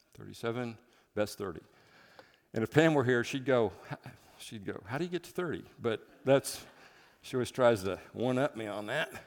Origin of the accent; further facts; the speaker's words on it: Midwest, United States; moved away as an adult; now in Seattle, United States; I'm from the Midwest